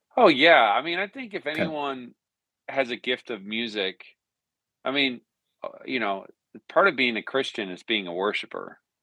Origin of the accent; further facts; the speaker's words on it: Newfoundland and Labrador, Canada; moved away as an adult; also born or lived in Arizona; now in Nashville, United States; I was born and raised in Newfoundland, Canada.